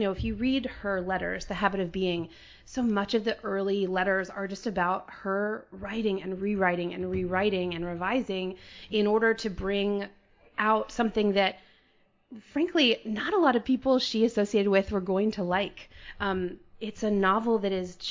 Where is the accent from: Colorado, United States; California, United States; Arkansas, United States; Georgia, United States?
Georgia, United States; Atlanta; also born or lived in New York / North Carolina / Minnesota / Macon, Georgia; I grew up outside Atlanta